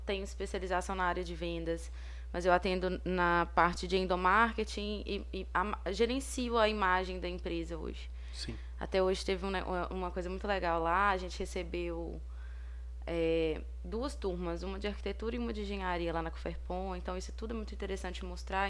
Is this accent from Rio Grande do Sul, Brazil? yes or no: no; Ponte Nova, Minas Gerais, Brazil; Eu sou daqui de Ponte Nova